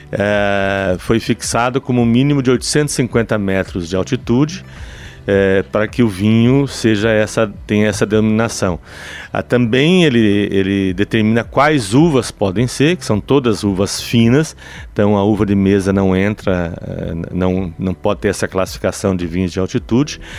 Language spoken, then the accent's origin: Portuguese; Paraná, Brazil; now in Curitibanos, Brazil; Eu, eu sou paranaense, mas estou há 36 anos em, em, uhum. em, Curitibanos.